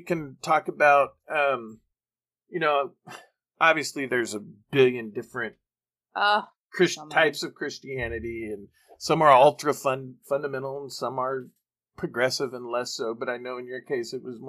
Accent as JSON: {"language": "English", "country": "Canada", "said": "As a Canadian"}